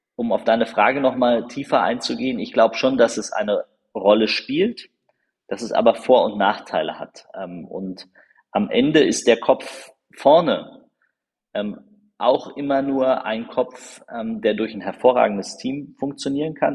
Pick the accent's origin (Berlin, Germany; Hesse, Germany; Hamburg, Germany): Berlin, Germany; ich bin in Marzahn-Hellersdorf aufgewachsen